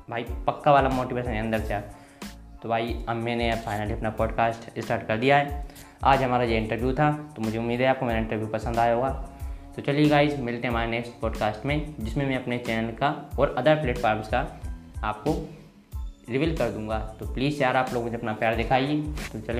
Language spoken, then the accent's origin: Hindi; Bhindra, Madhya Pradesh, India; मैं गुना मध्य प्रदेश में रहता हूँ और मैं एक गांव से बिलोंग करता हूँ मेरे गांव का नाम है भिंडरा जो मैं फतेहगढ़ के पास है गुना ज़िले के अंदर है